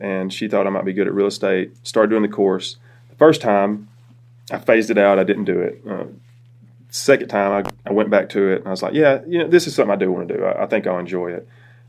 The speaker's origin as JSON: {"language": "English", "town": "Cordova", "region": "Alabama", "country": "United States", "also_born_or_lived": "New York / Birmingham", "moved": "as an adult", "said": "I'm from Cordova, originally."}